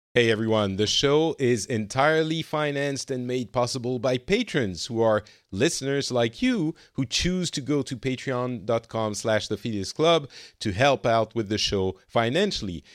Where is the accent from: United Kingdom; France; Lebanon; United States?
France; now in Finland; I am in Finland. I'm originally from France.